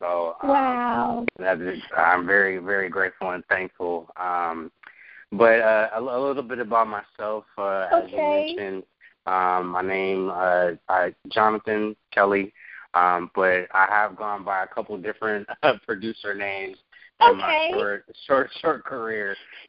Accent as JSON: {"language": "English", "town": "Oakland", "region": "California", "country": "United States", "tie": "born or raised there", "also_born_or_lived": "Florida", "moved": "yes", "said": "So I grew up in Oakland, California. Shout out to the Bay Area. That's my home. That's where I come from. A lot of my influences really come from being, you know, from Northern California."}